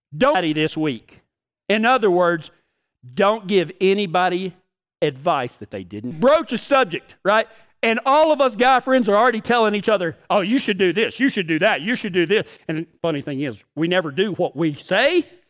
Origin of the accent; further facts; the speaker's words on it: Texas, United States; I'm from Texas